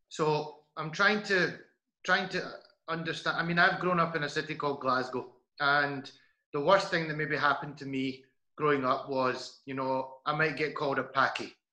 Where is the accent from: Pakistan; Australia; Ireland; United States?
Pakistan; obviously, my background as well, being Pakistani, it's similar in Pakistan as well.